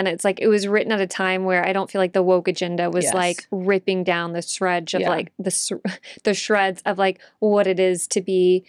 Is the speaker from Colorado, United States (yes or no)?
no; Texas, United States; as a Texan, I was like, love her, love this.